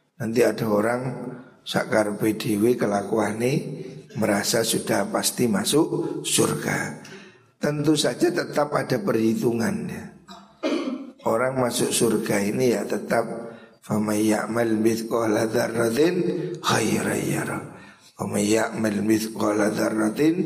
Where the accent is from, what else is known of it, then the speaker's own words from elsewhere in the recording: Java, Indonesia; kita ini wong Jawa